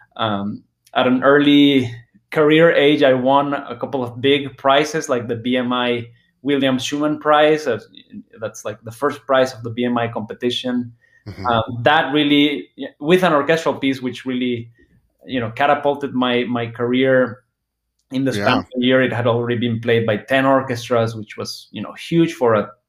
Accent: Guadalajara, Jalisco, Mexico; I grew up in Guadalajara, Mexico

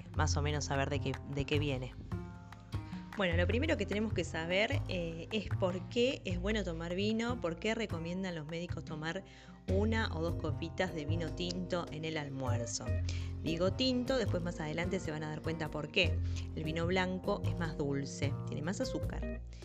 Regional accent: Mendoza, Argentina; moved away; yo viví un tiempo bastante, me crié en Mendoza, la provincia del sol y del buen vino

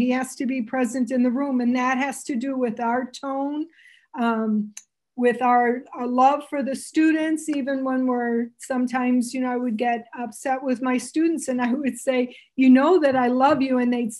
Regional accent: Canada; So I'm Canadian, which you probably wonder where the heck I have this funny little accent. My family thinks I sound American, but to Americans, I sound, they don't, can't figure it out.

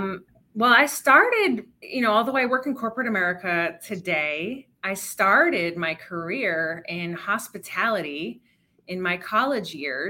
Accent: Rhode Island, United States; moved away as an adult; now in Chicago, United States; I grew up in Rhode Island. And I went to the University of Rhode Island

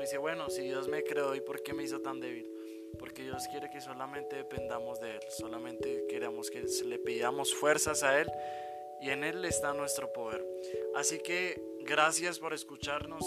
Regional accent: Bogotá, Colombia; Nosotros somos de Bogotá, Colombia y estamos casados

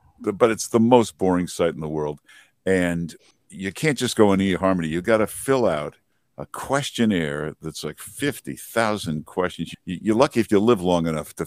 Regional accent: Grosse Pointe Farms, Michigan, United States; now in New York City, United States; I'm from Michigan, near Detroit, Grosse Pointe Farms

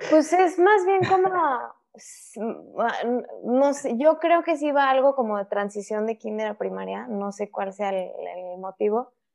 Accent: Querétaro, Mexico; moved away as an adult; also born or lived in Mexico City; now in Monterrey, Mexico; Nací en la Ciudad de México, me fui a vivir a, Querétaro cuando yo tenía dos años y ya ahí estuve hasta que me casé

